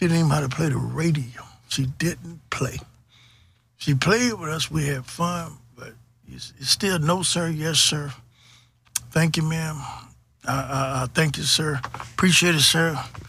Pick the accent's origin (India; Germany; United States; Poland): United States; Jacksonville, Florida; moved away; also born or lived in Houston, Texas; Well, I'm a Floridian. You know, we're kind of proud of that. I grew up in Jacksonville, Florida. Graduated from William & Marines High School. But the neighborhood that I was in, we didn't have street lights at night.